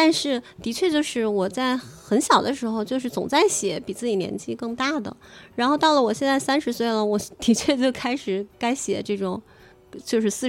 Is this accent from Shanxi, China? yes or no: yes; Shanxi, China; 嗯嗯，还有就是我作为一个山西人，